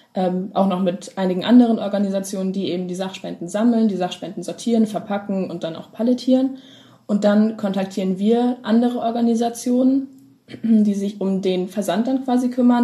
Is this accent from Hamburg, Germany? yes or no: yes; Hamburg, Germany; ich komme aus Hamburg